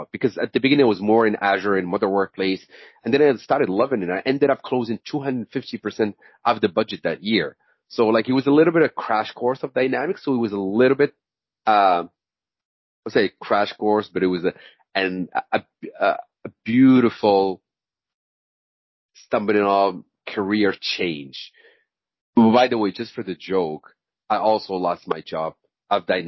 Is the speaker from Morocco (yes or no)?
yes; Morocco; moved away as an adult; also born or lived in Senegal; I'm originally from Morocco